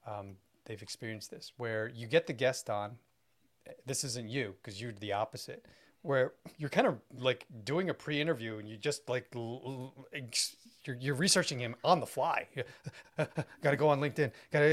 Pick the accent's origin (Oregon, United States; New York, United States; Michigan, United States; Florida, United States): New York, United States; I'm not from here. You know, like, how do you, why are you blanket stating, right? I'm from New York. I came to Minnesota just for you